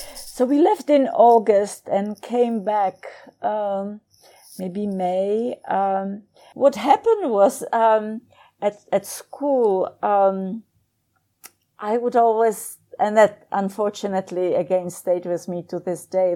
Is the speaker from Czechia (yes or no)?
yes; Prague, Czechia; moved away as an adult; also born or lived in Southampton, England / Lincoln, Nebraska; I was born in Prague